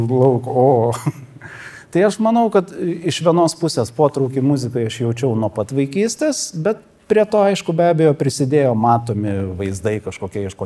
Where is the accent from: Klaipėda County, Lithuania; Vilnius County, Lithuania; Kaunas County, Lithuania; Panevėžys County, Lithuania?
Klaipėda County, Lithuania; Klaipėda; Aš čia beje augau Klaipėdoje, kas nežino, tai aš vietinis.